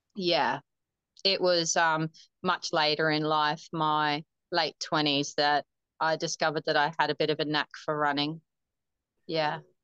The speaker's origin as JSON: {"language": "English", "town": "Humpty Doo", "region": "Northern Territory", "country": "Australia", "tie": "born or raised there", "also_born_or_lived": "Darwin", "said": "I was born in Darwin, and I the the same doctor that delivered me actually delivered my cousins, my dad, and my uncles and auntie. So a little small town. Um, I grew up on a farm actually outside of Darwin, called um, a suburb called Humpty Doo"}